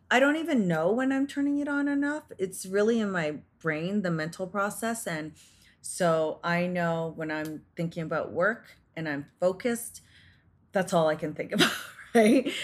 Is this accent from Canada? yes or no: yes; Canada; I was born and raised in Canada